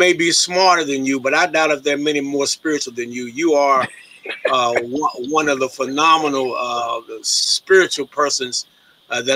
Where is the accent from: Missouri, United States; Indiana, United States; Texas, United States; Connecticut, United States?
Missouri, United States; St. Louis; I grew up in St. Louis.